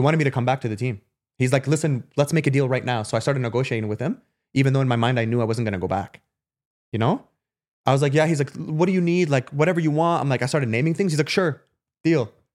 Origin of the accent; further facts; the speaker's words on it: Canada; moved away as an adult; also born or lived in Germany; I'm coming from Canada to Germany